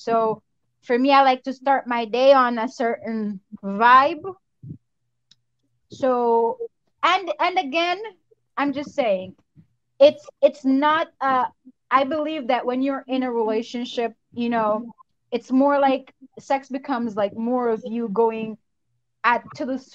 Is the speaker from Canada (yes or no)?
no; Jamaica; I'm Jamaican, so let me put that out there. First and foremost, I'm going to say it real loud. I am Jamaican